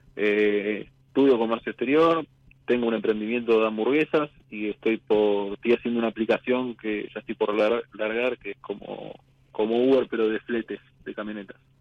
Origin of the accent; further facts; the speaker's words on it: Buenos Aires, Argentina; De Villa del Parque, Capital Federal